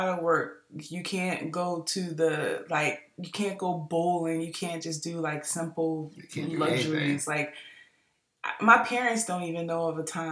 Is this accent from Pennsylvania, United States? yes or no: yes; Philadelphia, Pennsylvania, United States; now in Georgia, United States; we're from Philly